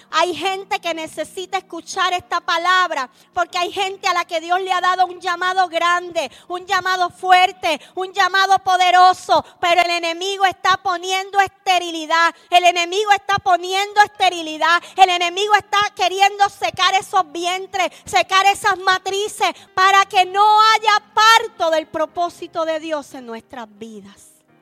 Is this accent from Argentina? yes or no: no; Puerto Rico; accent: Puerto Rican; en buen puertorriqueño, un pueblo cabezón